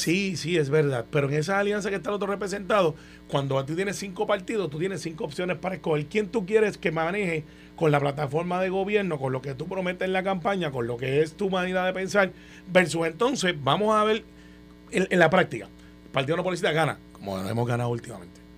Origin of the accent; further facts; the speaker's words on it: Guaynabo, Puerto Rico; Yo soy de Guainabo